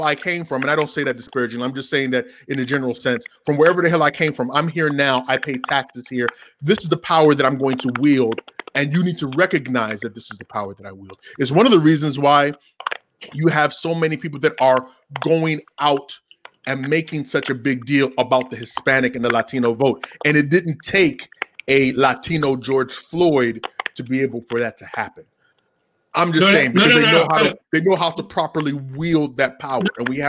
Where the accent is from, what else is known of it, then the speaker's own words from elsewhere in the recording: Nigeria; Yeah, you're from Cameroon and he's from Ghana and I'm from Nigeria, but it's that African continent and the imperialism that we faced that unifies us when we come to this country